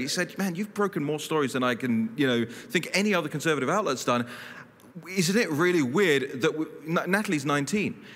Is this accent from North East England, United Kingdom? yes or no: no; London, United Kingdom; moved away as an adult; now in Washington, D.C., United States; I grew up in London, then I moved to DC